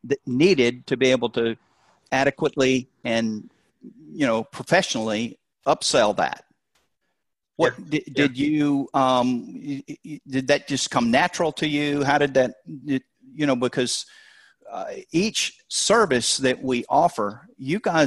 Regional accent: the South, United States; you can tell I'm from the South

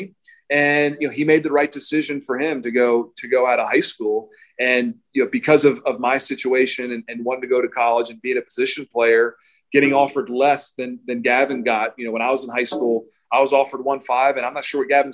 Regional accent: Baltimore, Maryland, United States; I grew up in Baltimore, Maryland

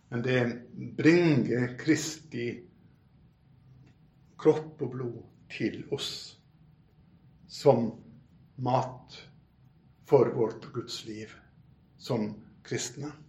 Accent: Bømlo, Vestland, Norway; now in Oslo, Norway; Jeg kom jo fra Bømlo, via Bryne og Saron, av alle ting, til Oslo.

